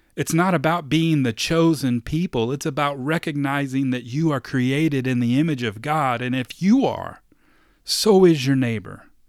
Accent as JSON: {"language": "English", "region": "Kentucky", "country": "United States", "tie": "born or raised there", "said": "I was born in Kentucky"}